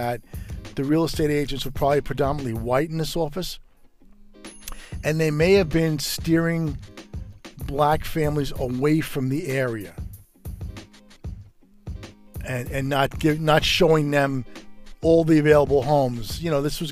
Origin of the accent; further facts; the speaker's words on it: New York City, New York, United States; Growing up in Brooklyn, New York, in the 60s, early 70s